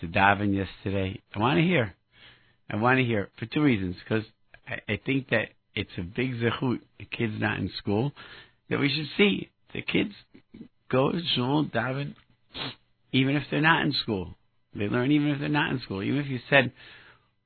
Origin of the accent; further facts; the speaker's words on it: Rochester, New York, United States; now in Brooklyn, United States; I grew up in Rochester, New York